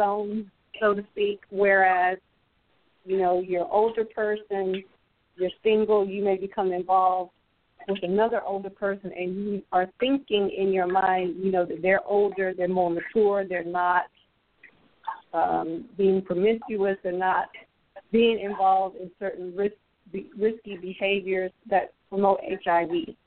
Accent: North Carolina, United States; moved away as an adult; now in Richmond, United States; I'm originally from North Carolina. Currently, I'm in Richmond, California, but I work in Oakland

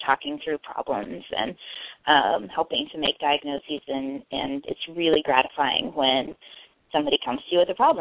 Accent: north central Kansas, United States; now in Oregon, United States; I grew up in north central Kansas

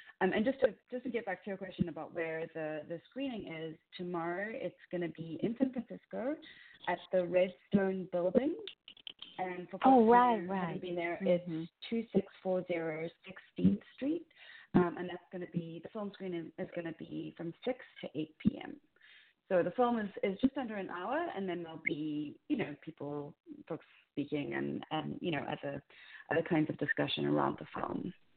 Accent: Cape Town, Western Cape, South Africa; moved away as an adult; now in New York, United States; I was raised in South Africa. Yeah. What part? Actually, in Cape Town.

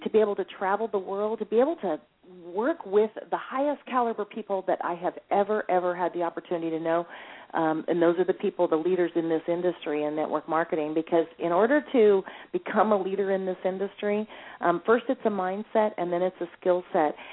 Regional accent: California, United States; also born or lived in Lexington, Kentucky; I was born in in Lexington, Kentucky, moved to California when um I was only 5 years old

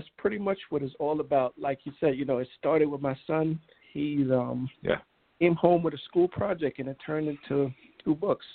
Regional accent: New York, United States; Growing up in New York, I came up with the Knicks

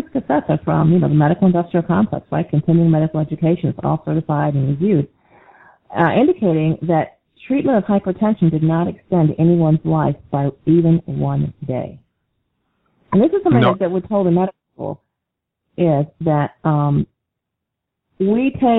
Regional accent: Syracuse, New York, United States; I moved back to Syracuse, which is my hometown

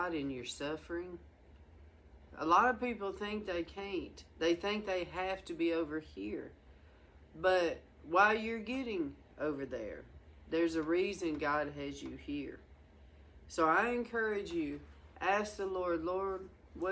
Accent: the South, United States; moved away as an adult; also born or lived in Washington; I'm from the South

